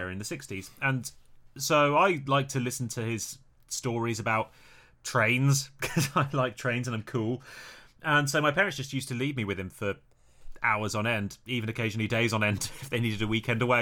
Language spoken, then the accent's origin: English; Birmingham, West Midlands, United Kingdom; So when I was growing up, I grew up in Birmingham